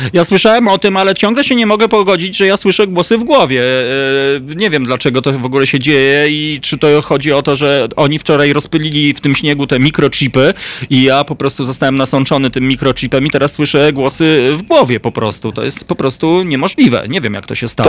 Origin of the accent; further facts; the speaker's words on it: central Poland, Poland; also born or lived in Masovia; urodziłem się w centralnej Polsce